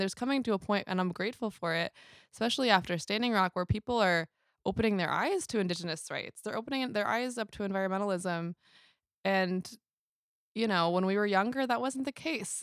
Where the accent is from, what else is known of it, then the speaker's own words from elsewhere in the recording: New York City, New York, United States; now in Long Beach, United States; Born and raised in New York City, currently based out of Long Beach, California